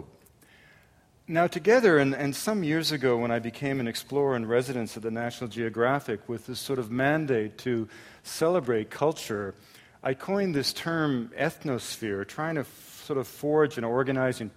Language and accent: English; an English suburb of Montreal, Quebec, Canada; I grew up in Canada at a time when the French and the English didn't speak to each other, and I grew up in an English suburb, a commuting suburb of Montreal